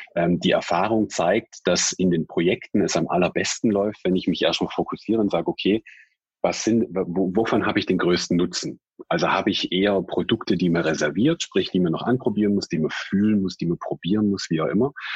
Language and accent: German; Swabia, Germany; accent: Swabian; gebürtiger Schwabe. Ich kann das Interview auch in Schwäbisch führen